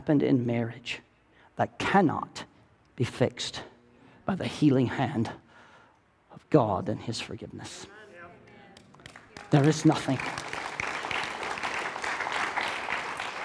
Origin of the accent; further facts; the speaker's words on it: the South, United States; I'm from the South